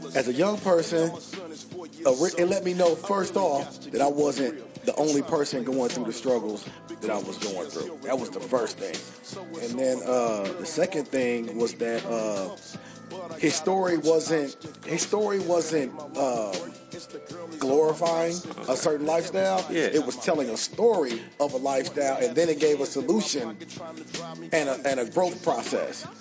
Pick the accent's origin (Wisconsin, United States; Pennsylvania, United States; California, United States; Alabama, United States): California, United States; San Francisco; now in Louisville, United States; I was born in San Francisco, so I was from the Bay Area. Uh, raised in the Bay Area